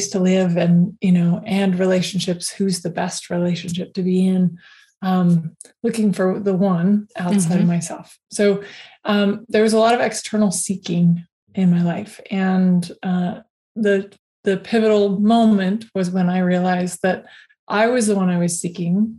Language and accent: English; Alaska, United States; moved away; I was raised in Alaska